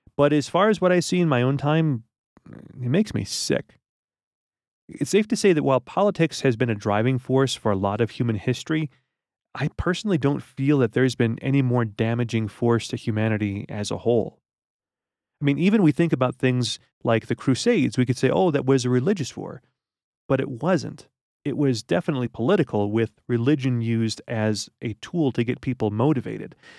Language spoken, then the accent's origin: English; United States; as an American